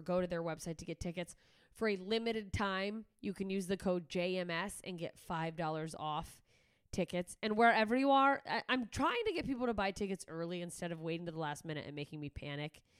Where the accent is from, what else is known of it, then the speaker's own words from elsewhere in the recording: Alaska, United States; moved away; my home state of Alaska